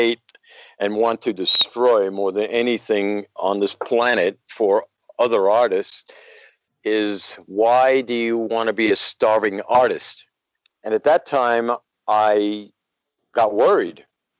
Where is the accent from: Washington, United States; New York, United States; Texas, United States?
New York, United States; New York City; now in Clearwater, United States; I grew up in Brooklyn, New York, in a area called Bed-Stuy, as short for Bedford-Stuyvesant.